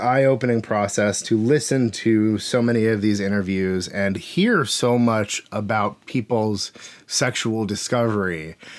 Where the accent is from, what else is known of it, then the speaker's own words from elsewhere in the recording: Alaska, United States; now in Seattle, United States; I'm 37 years old. I've lived in Seattle, Washington for 20 years. I grew up in Alaska before that.